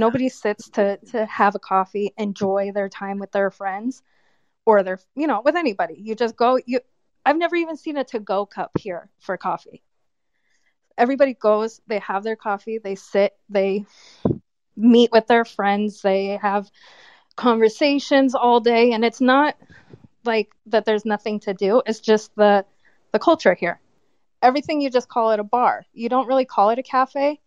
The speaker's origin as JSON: {"language": "English", "country": "United States", "also_born_or_lived": "California", "moved": "as an adult", "lives_now": "Albania", "said": "Me as an American"}